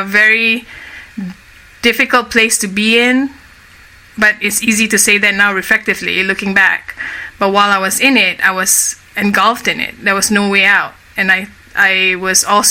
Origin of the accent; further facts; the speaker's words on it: Kuala Lumpur, Malaysia; moved away as an adult; So I grew up initially in Kuala Lumpur, which is the capital of Malaysia. That's where I'm from. I was born and raised in Malaysia.